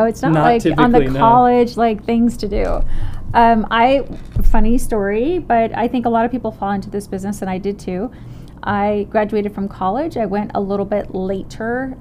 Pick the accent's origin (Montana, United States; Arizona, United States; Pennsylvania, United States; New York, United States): Arizona, United States; I'm from Arizona